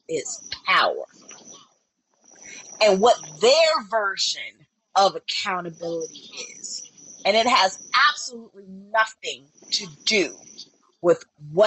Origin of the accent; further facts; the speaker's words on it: United States; I have lived abroad, but you know what? At my core, I am an American.